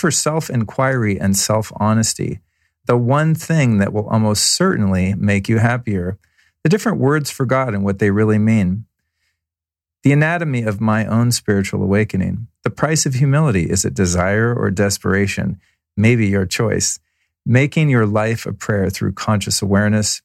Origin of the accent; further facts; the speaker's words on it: Denver, Colorado, United States; I was born in Denver, Colorado at 7:30 a.m.